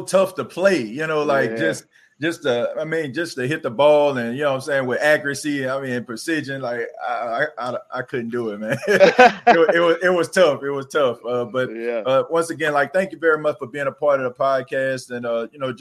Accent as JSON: {"language": "English", "town": "New Orleans", "region": "Louisiana", "country": "United States", "tie": "born or raised there", "said": "I was born and raised in New Orleans"}